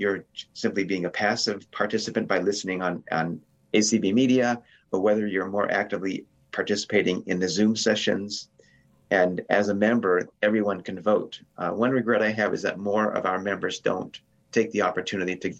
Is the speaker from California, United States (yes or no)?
yes; Turlock, California, United States; moved away as an adult; now in San Francisco Bay Area, United States; in Modesto, California, which is near my hometown